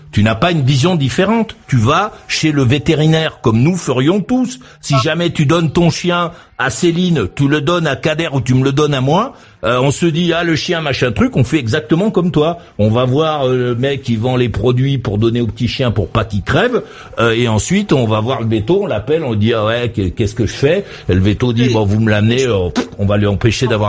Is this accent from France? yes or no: no; Madagascar; Moi, je viens euh, de Madagascar où je suis resté assez longtemps.